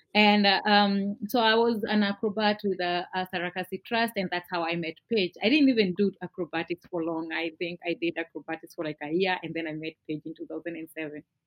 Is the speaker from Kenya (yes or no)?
yes; Nairobi, Kenya; I grew up in a in Nairobi in an area called Kariobangi, Kariobangi North